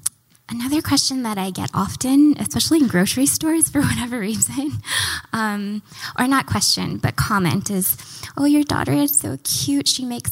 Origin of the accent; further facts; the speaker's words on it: Kansas City, Missouri, United States; born there; I was born in Kansas City, Missouri, y'all.